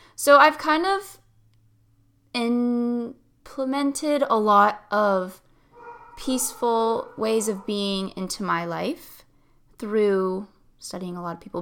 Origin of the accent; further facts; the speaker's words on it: Tampa, Florida, United States; also born or lived in Stuart, Florida; My hometown is Tampa, Florida